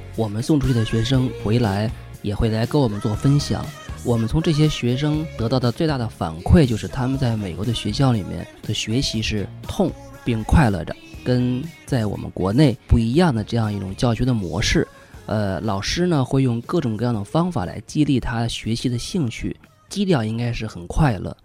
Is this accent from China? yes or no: yes; China; 我们中国人跟美国人都非常讲究的那个德语